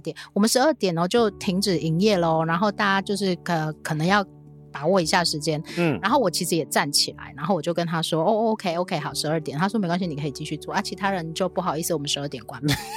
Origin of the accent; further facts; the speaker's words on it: Kaohsiung, Taiwan; moved away; 虽然我住高雄，小时候住高雄